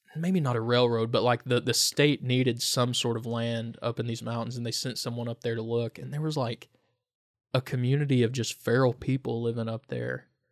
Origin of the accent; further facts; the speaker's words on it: Lee County, Virginia, United States; now in Wise, United States; I grew up in Lee County